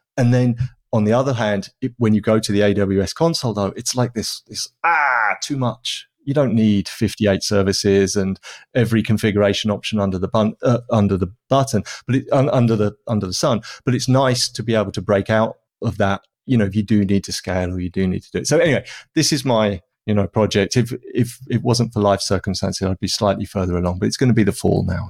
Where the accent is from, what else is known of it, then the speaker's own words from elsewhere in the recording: United Kingdom; I'm British